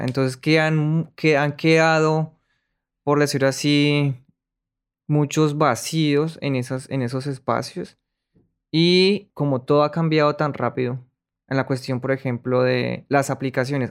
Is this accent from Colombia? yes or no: yes; Colombia; moved away; yo no estoy traicionando, traicionando mi colombianidad